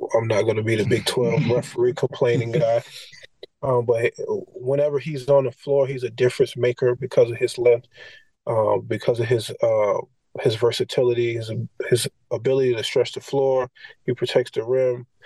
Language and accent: English; Florida, United States; moved away; University of Florida just because it's my home state